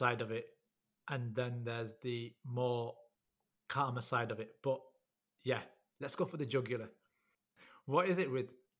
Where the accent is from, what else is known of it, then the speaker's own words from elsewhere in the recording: United Kingdom; we were born here. But we are classed as second-generation migrants because we were born to the first generation.